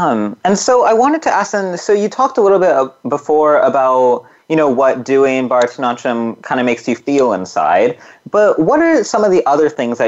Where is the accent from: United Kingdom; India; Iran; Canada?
India; Punjab; So I come from Punjab, and so our most famous type of dance is called Bhangra.